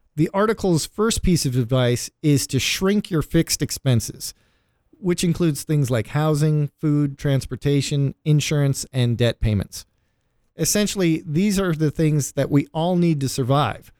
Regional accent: Cleveland, Ohio, United States; my hometown, Cleveland

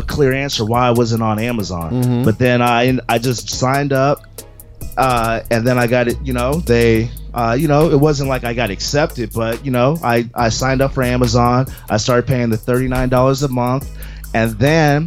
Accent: Seattle, Washington, United States; I'm from Seattle

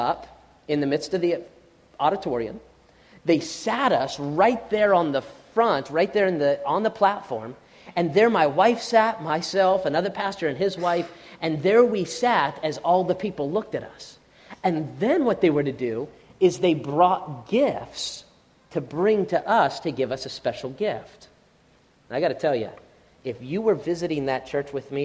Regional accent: United States; we as American Christians

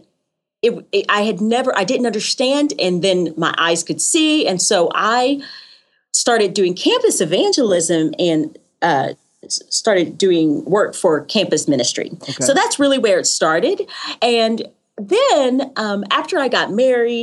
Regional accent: Knoxville, Tennessee, United States; also born or lived in Rocky Mount, North Carolina; now in Franklin, United States; I was born in Rocky Mount, North Carolina, okay. But that's not where I grew up. I grew up in Knoxville, Tennessee.

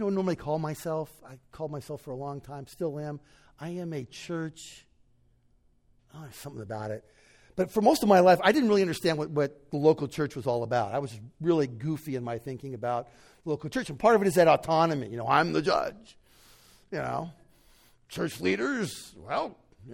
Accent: United States; an American born and bred, raised

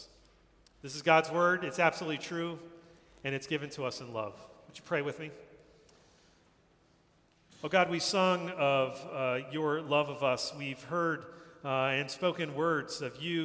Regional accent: New Jersey, United States; moved away as an adult; now in New York City, United States; I grew up in New Jersey, not far from here

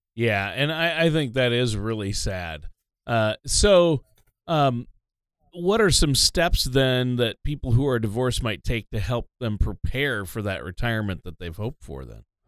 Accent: Minnesota, United States; I'm from Minnesota

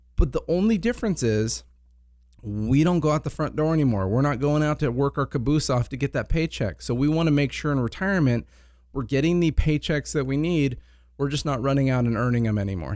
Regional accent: Ventura, California, United States; also born or lived in Palm Desert, California; I grew up here in Ventura.

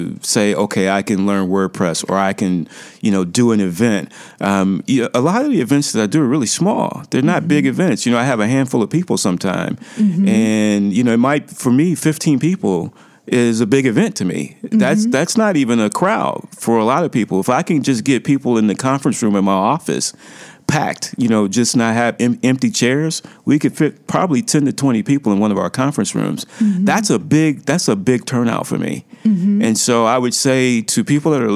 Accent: Cleveland, Ohio, United States; now in Chicago, United States; my hometown, Cleveland. It's on the lake. We're on Lake Erie in Cleveland

